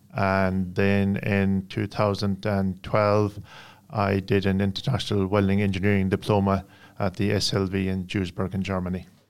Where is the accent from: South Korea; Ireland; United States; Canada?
Ireland; I come from Ireland.